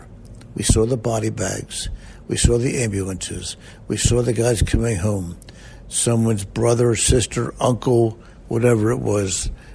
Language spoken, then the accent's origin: English; Winfield, United States; I was born in Winfield